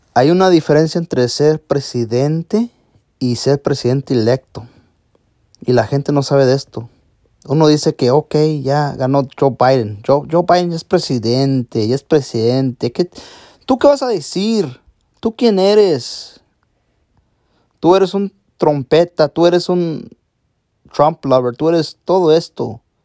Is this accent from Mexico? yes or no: yes; Mexico; Yo soy mexicano